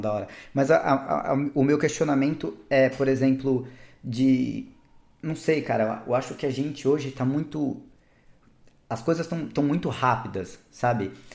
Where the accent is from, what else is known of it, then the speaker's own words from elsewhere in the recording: Ubatuba, São Paulo, Brazil; fui morar em Ubatuba